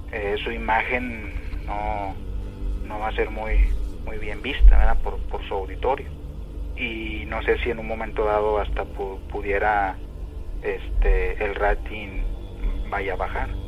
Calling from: Monterrey, Nuevo León, Mexico; De, acá de Monterrey. De Monterrey.

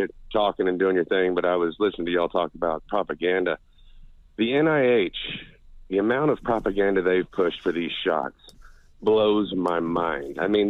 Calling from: Oklahoma, United States

